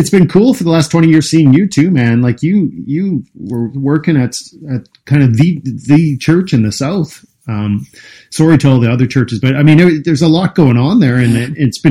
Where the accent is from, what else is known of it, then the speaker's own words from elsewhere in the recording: the prairies of Canada, Canada; I was born in the prairies of Canada, and both my parents were really involved with a Christian school.